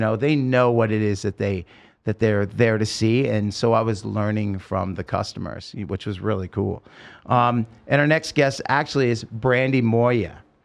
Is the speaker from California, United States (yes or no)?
no; Oregon, United States; now in Las Vegas, United States; I grew up in Oregon and it's beautiful